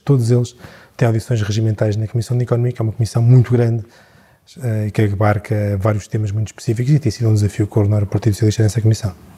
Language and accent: Portuguese; Tomar, Centro, Portugal; eu sou natural de Tomar